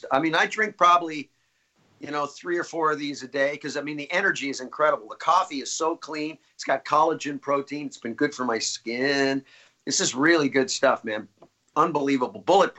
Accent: Los Angeles, California, United States; I was born on Van Nuys Boulevard in North Holly, in Van Nuys, California. I'm total native.

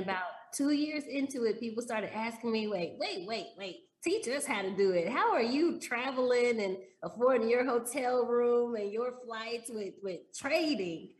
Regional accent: Dallas, Texas, United States; moved away as an adult; also born or lived in Chicago; I grew up in Dallas

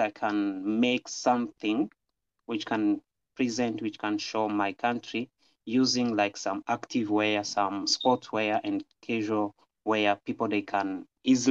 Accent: Rwanda; moved away as an adult; now in China; I'm from Rwanda. This is my country. And I'm currently studying here in China.

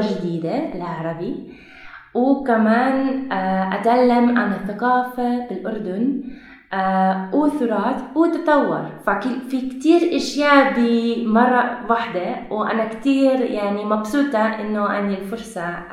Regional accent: Belgium; Arabic is a second language; moved away as an adult; now in Jordan; أنا من بلجيكا

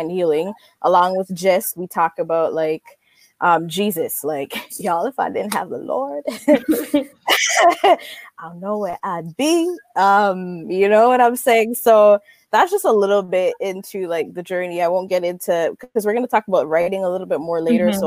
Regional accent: Jamaica; moved away; I grew up in Jamaica

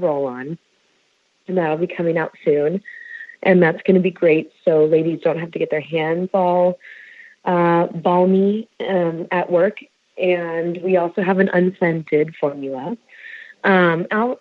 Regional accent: Bay Area, California, United States; I was born and raised in the Bay Area

